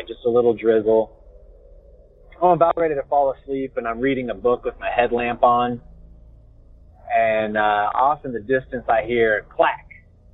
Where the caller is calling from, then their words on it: Southern Oregon, United States; I'm calling you from Southern Oregon